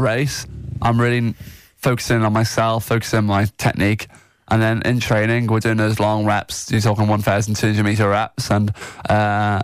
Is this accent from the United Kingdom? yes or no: yes; Northern Ireland, United Kingdom; also born or lived in Leeds / India; I was born in Leeds, and then I moved over when I was just, I think it was either I was one or just before one. And then I lived in Northern Ireland ever since